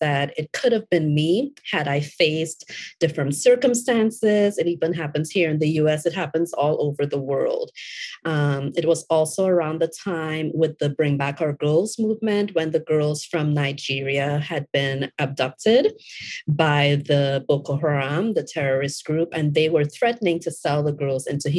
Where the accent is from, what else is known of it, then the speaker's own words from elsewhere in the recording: Trinidad & Tobago; also born or lived in Florida, United States; now in Atlanta, United States; I was born and raised in Trinidad and Tobago.